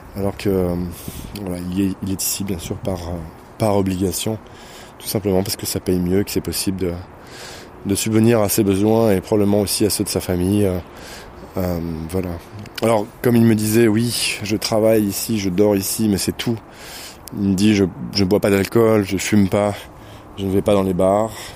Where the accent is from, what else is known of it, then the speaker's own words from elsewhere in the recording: France; now in Moscow, Russia; j'étais français dès le départ